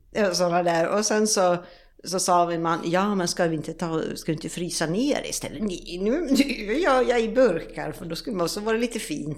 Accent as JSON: {"language": "Swedish", "town": "Borlänge", "region": "Dalarna County", "country": "Sweden", "also_born_or_lived": "Sälen", "moved": "as an adult", "lives_now": "Mallorca, Spain", "said": "jag jobbar uppe i Sälen egentligen, men sen så är jag hemma i Borlänge vid jul och nyår."}